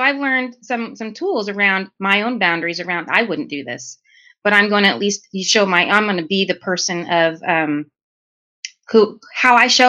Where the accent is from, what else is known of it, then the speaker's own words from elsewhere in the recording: New York, United States; I'm from New York. I'm called that all the time.